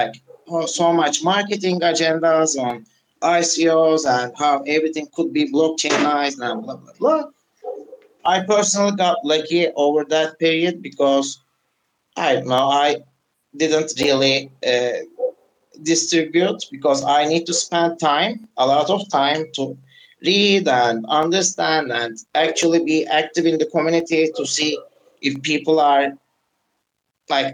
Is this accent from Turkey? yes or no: yes; Turkey; also born or lived in Arizona; I was born and raised in Turkey